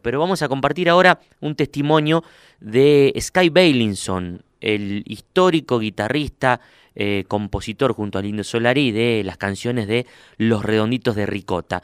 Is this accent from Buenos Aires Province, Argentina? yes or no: no; Huinca Renancó, Córdoba, Argentina; now in Córdoba, Argentina; al sur de Córdoba a mi pueblo, ahí donde hace frío de verdad. Winca Renancó